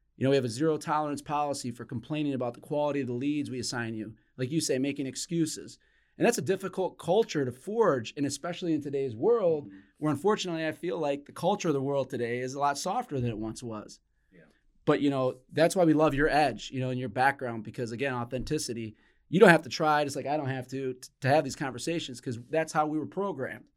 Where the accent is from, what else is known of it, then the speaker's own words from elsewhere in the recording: Flint, Michigan, United States; when I was growing up as a kid in Flint, Michigan